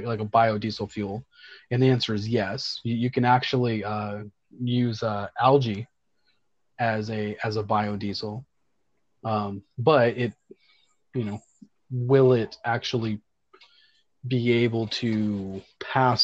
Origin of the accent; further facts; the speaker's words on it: Central Florida, United States; I grew up in Central Florida